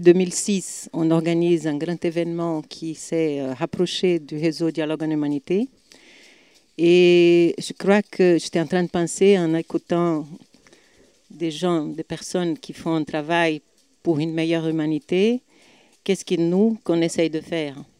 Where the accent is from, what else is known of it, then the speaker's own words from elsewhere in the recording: Bahia, Brazil; French is a second language; Je viens du Brésil, de Bahia